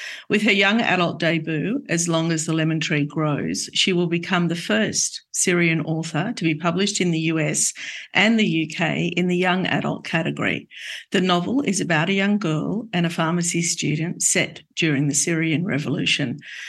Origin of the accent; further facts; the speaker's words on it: Australia; I grew up in Australia